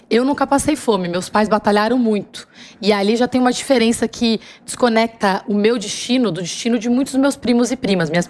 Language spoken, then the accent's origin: Portuguese; São Paulo, Brazil; born there; Bom, eu nasci na Vila das Belezas, no Campo Limpo.